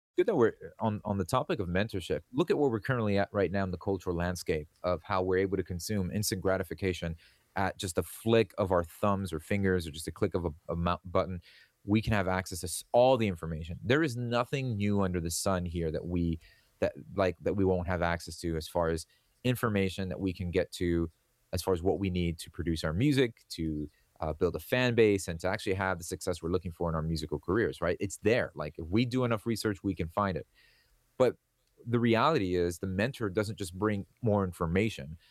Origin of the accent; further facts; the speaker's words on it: Miami, Florida, United States; I grew up here in Miami, Florida